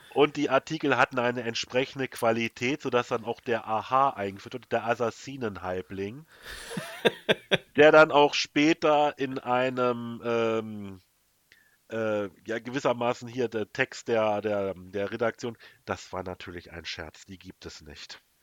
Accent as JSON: {"language": "German", "country": "Germany", "said": "bei uns in Deutschland"}